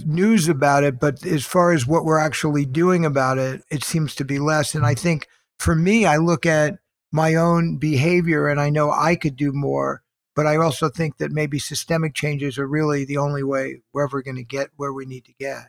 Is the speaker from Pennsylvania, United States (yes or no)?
no; New York, United States; I grew up in New York in a middle-class Jewish family that emphasized education.